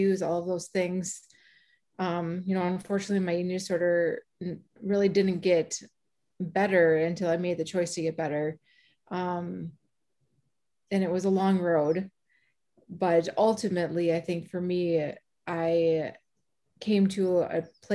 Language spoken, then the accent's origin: English; Bloomington, Minnesota, United States; from Bloomington, Minnesota, and also the founder of Living Proof MN